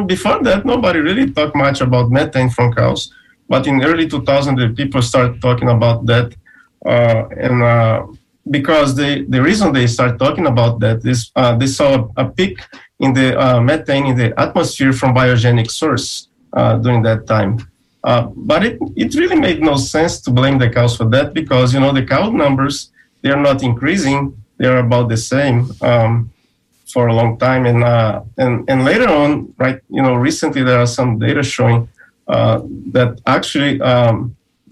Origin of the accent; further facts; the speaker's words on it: Brazil; now in Florida, United States; I'm originally from Brazil, and I did some work there with silver pasture